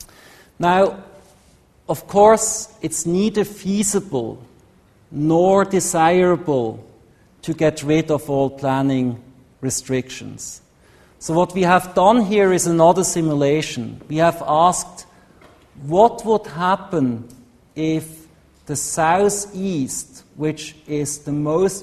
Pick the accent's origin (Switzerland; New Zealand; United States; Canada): Switzerland; Switzerland, my home country